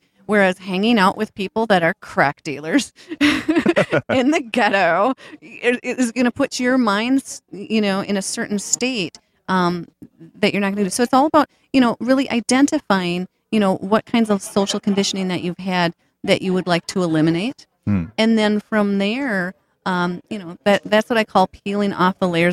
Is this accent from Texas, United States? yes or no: no; St. Paul, Minnesota, United States; I grew up right across the river in St. Paul